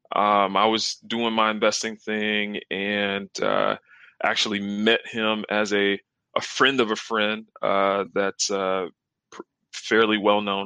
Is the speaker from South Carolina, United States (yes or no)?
yes; South Carolina, United States; I'm actually from the South. I'm from South Carolina. Uh, grew up, got two siblings